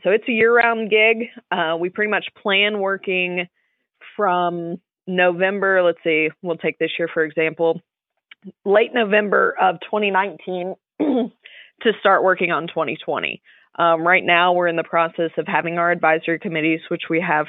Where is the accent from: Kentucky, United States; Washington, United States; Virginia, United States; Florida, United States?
Kentucky, United States; Hopkinsville; moved away as an adult; now in Smithfield, United States; I am from Hopkinsville, Kentucky, which is the western part of the state